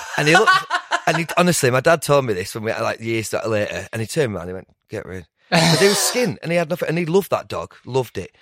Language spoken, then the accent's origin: English; Lake District, North West England, United Kingdom; I'm from the Lake District